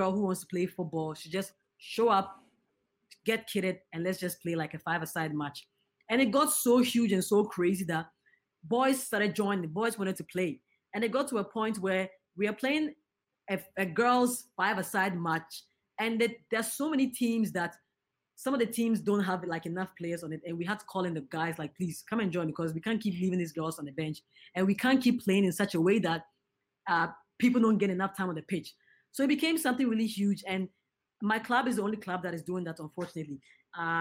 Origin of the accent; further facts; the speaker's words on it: Ghana; I'm a Ghanaian